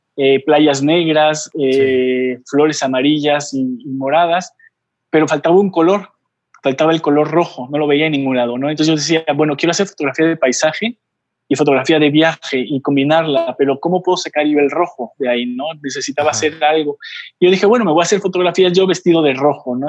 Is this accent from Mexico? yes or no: yes; Oaxaca, Mexico; moved away; also born or lived in Puebla; hace 9 me regresé aquí a la ciudad de Oaxaca, de donde soy originario